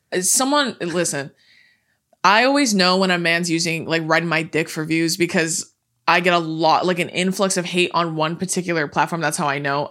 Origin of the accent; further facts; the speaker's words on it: California, United States; we're born and raised in California